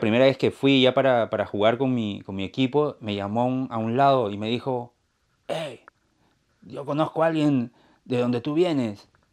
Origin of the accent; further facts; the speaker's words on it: Peru; moved away as an adult; also born or lived in Lima; now in Maine, United States; yo soy de Perú